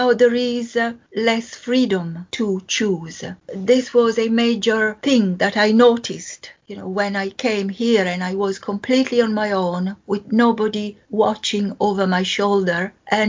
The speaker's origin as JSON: {"language": "English", "town": "Venice", "region": "Veneto", "country": "Italy", "tie": "born or raised there", "second_language": "English", "moved": "as an adult", "lives_now": "United Kingdom", "said": "I was born in Venice, and my father was a GP a few miles away from Venice"}